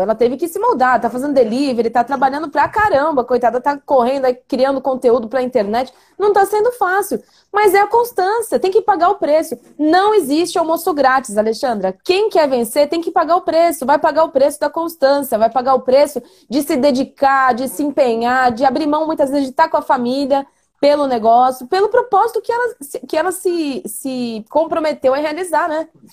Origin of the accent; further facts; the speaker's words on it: Suzano, São Paulo, Brazil; nasci em sítio, lá em Suzano, quando Suzano era uma cidade pequena ainda